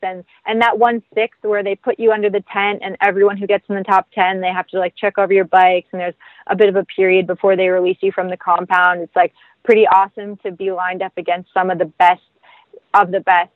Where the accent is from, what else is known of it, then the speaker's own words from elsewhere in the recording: Ganaraska Forest, Ontario, Canada; I grew up riding in the Ganaraska Forest here in Ontario